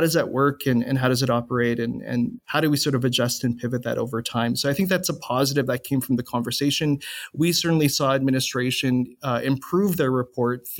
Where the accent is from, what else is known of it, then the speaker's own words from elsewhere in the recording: Winnipeg, Manitoba, Canada; now in Edmonton, Canada; I'm from Winnipeg, Manitoba